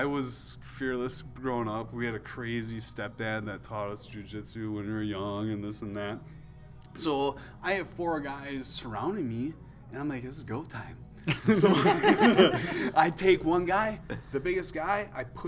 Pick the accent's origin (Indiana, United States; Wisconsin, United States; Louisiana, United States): Wisconsin, United States; we grew up in Wisconsin